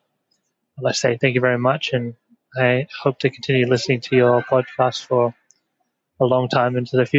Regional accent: Perth, Western Australia, Australia; I'm from Perth, Australia.

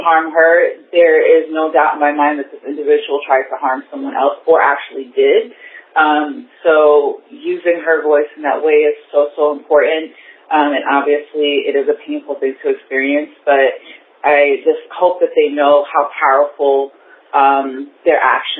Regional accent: Bronx, New York, United States; I'm from the Bronx.

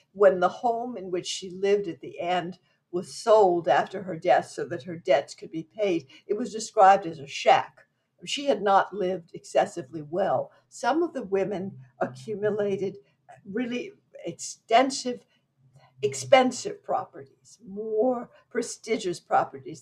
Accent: Louisiana, United States; moved away; also born or lived in Opelousas; I was born in Louisiana

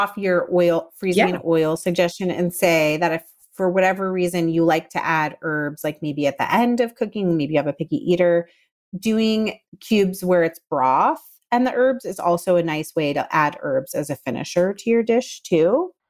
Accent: the South, United States; I would not be a good Southerner? Did I even count as a Southerner? If I didn't say also pickled okra.

